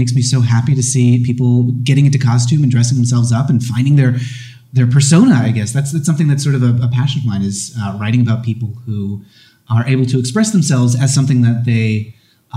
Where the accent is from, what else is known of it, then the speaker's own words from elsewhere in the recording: United States; now in Seattle, United States; I coming from the United States